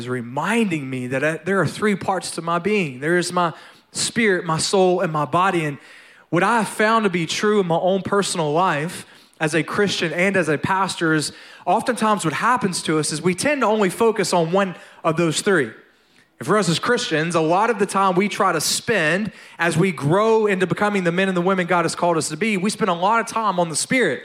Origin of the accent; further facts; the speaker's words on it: North Louisiana, United States; I was born and raised in Louisiana, all right? And so actually North Louisiana, I'm a redneck, not a Cajun.